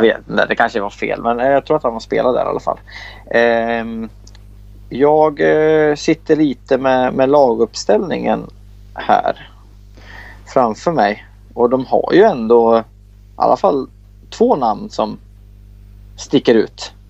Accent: Bollnäs, Gävleborg County, Sweden; jag är ju från Bollnäs

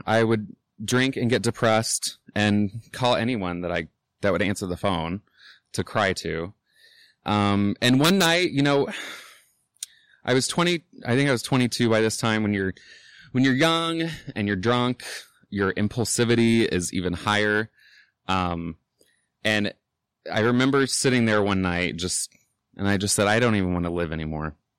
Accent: Indianapolis, Indiana, United States; I'm from Indianapolis, born and raised. Um, I grew up on the South Side

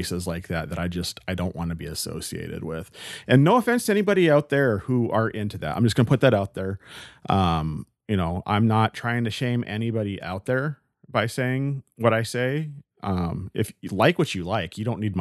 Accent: United States; first language English; an ignorant American

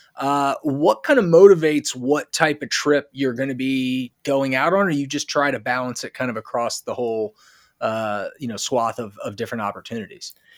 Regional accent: United States; us Americans

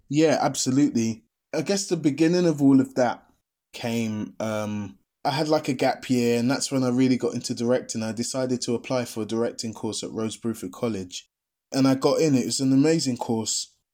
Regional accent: London, United Kingdom; I'm the Londoner

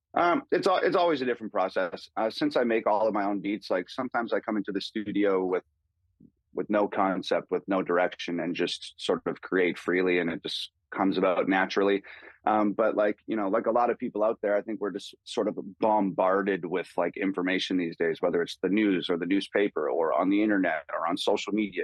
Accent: Canada; growing up in Canada.

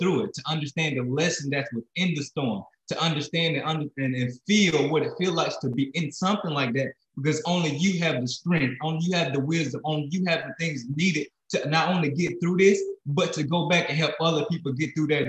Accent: Alabama, United States; moved away as an adult; also born or lived in South Dakota; now in Florida, United States; I'm a kid from Alabama, grew up in Alabama, found my way in South Dakota where I met my wife. And then we're living in Florida

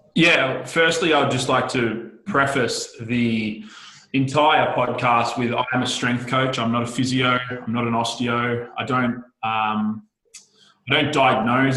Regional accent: Australia; I am the Australian podcast whore.

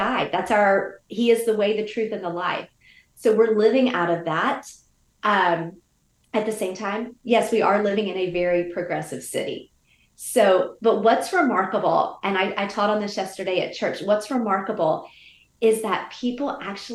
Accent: the South, United States; moved away as an adult; also born or lived in Georgia or Louisiana; now in San Francisco, United States; I grew up in the South. So I grew up almost in like one kind of culture

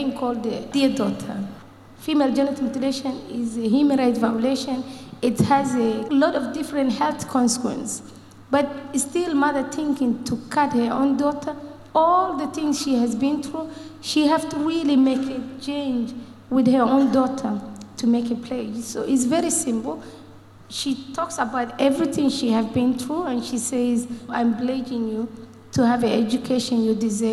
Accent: Ireland; I'm from Ireland

